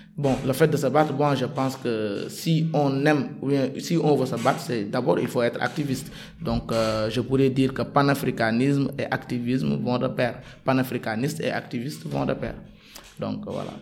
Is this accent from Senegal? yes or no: yes; Dakar, Senegal; j'habite à SCAT Urbam. J'ai grandi à SCAT Urbam